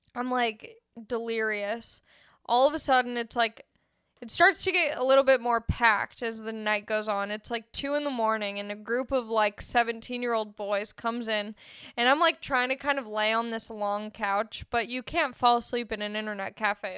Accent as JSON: {"language": "English", "town": "Los Angeles", "region": "California", "country": "United States"}